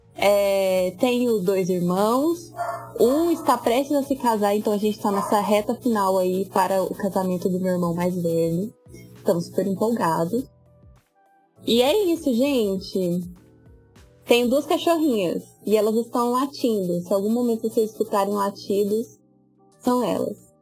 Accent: Goiás, Brazil; eu tenho 25 anos, sou goiana

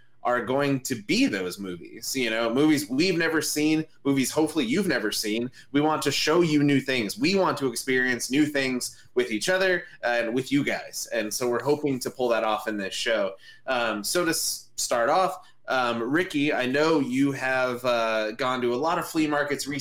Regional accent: Southern California, United States; I am from Southern California.

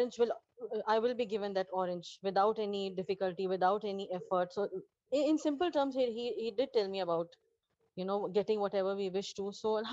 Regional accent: Pakistan; now in Dubai, United Arab Emirates; I'm a Pakistani, a long-time resident of UAE and a healthcare professional in Dubai.

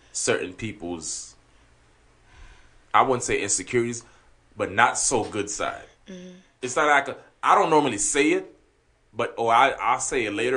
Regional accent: Haiti; first language Haitian Creole; English is a second language; moved away; I was born in Haiti.

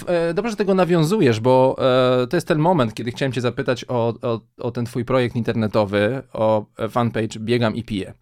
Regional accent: Kielce, Świętokrzyskie Voivodeship, Poland; moved away; jako kielczanin

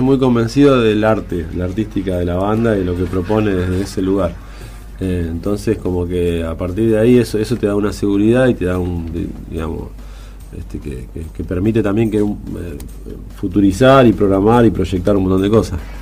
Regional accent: La Plata, Buenos Aires Province, Argentina; nosotros somos la ciudad de La Plata

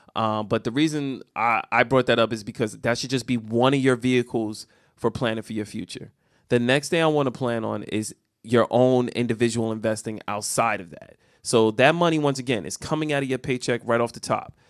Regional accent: United States; we as the American people

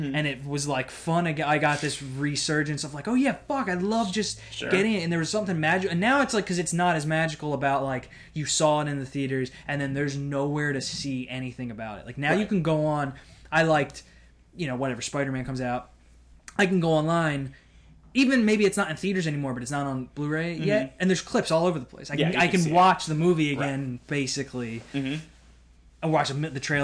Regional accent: New Jersey, United States; I was born in Jersey.

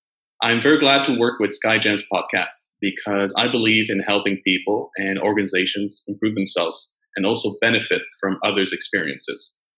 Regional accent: Canada; moved away as an adult; now in Jinhua, China; I'm from Canada, and I'm currently living in Jinghua City, China.

